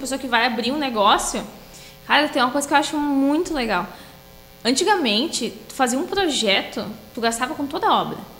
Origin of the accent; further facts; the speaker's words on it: Torres, Rio Grande do Sul, Brazil; moved away; also born or lived in Sapiranga; sou natural de Torres